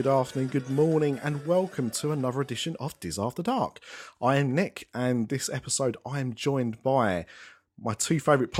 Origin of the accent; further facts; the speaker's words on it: United Kingdom; because I'm British and I'm old.